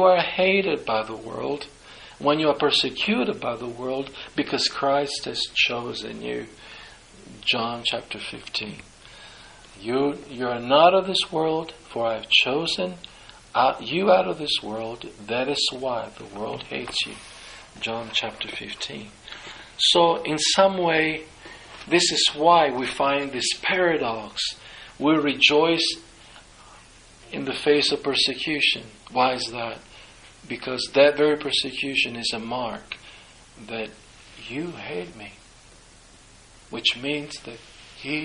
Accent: Italy; I'm from Italy

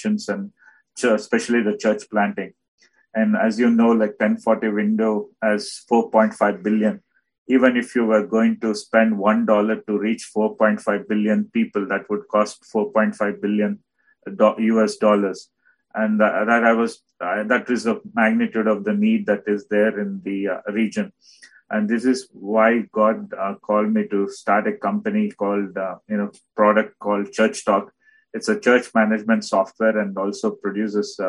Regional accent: India; also born or lived in Bhadravati, South India; I'm from India

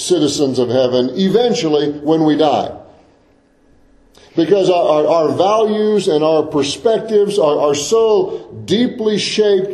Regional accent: United States; I was born in the United States of America. I'm an American citizen

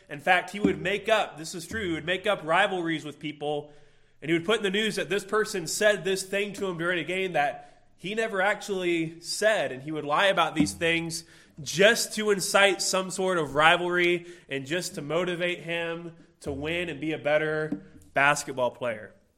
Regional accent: Illinois, United States; I grew up in Illinois

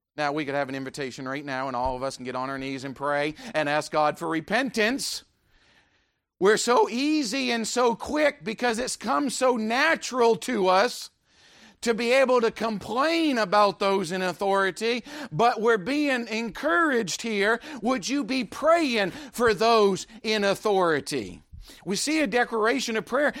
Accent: United States; I'm an American

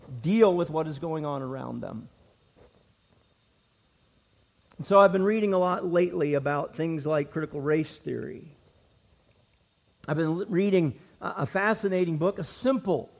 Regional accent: Nova Scotia, Canada; also born or lived in Northern Ireland; I was born in Northern Ireland. Lived there till I was four, and then my family immigrated to Nova Scotia, Canada, where I grew up.

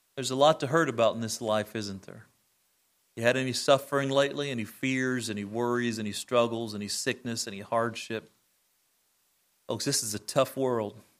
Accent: United States; I'm thankful to be an American citizen

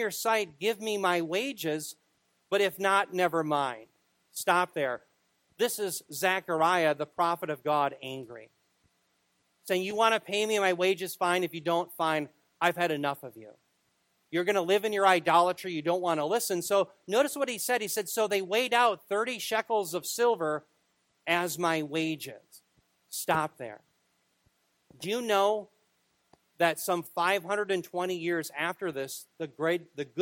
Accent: Minneapolis, Minnesota, United States; I was born in Minneapolis

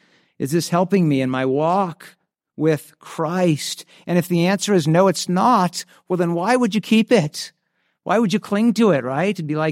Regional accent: San Diego, California, United States; Where I grew up in San Diego, there was a popular hiking place called Cowles Mountain.

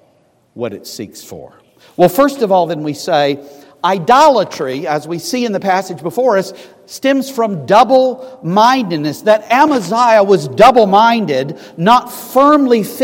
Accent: Scotland, United Kingdom; I'm a Scotsman

